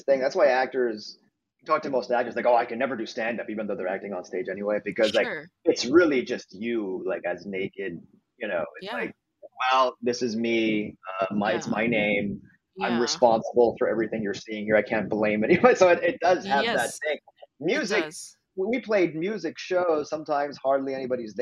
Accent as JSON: {"language": "English", "town": "Montreal", "region": "Quebec", "country": "Canada", "moved": "yes", "said": "where I'm from Montreal, Canada."}